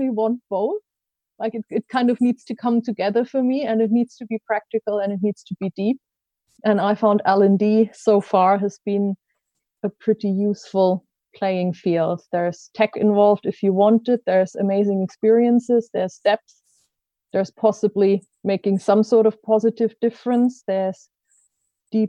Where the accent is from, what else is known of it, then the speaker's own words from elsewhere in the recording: Germany; English is a second language; moved away as an adult; also born or lived in Switzerland / Ecuador / Japan / United States; now in United Kingdom; I grew up in Germany, in case you're trying to place my best of accent.